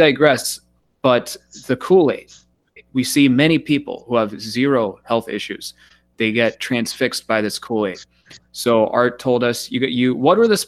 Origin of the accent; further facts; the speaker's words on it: United States; growing up in America, eating Pop-Tarts and all these horrible foods